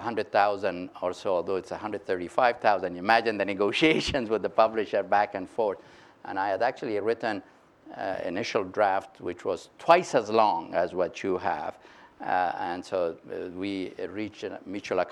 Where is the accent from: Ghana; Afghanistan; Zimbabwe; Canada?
Afghanistan; Mazar-e-Sharif, Balkh; also born or lived in Washington, United States; now in United States; at the time that I was growing up in Mazar, it was a backwater place